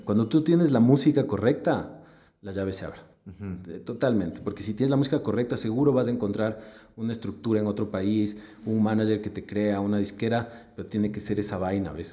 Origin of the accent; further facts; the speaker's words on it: Ecuador; como ecuatoriano